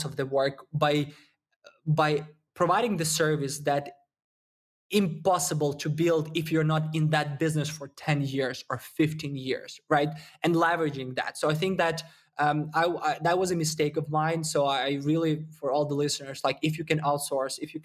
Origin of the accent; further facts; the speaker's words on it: Ukraine; I'm originally from Ukraine, so you probably got the accent